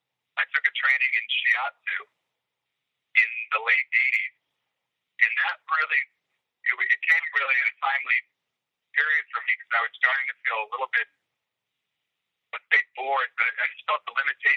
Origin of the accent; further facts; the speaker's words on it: Boston, Massachusetts, United States; I grew up in the Boston area.